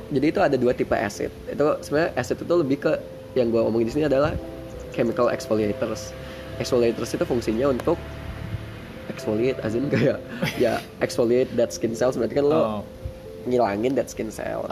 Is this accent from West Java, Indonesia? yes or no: no; Lampung, Indonesia; now in Yogyakarta, Indonesia; gue dari Lampung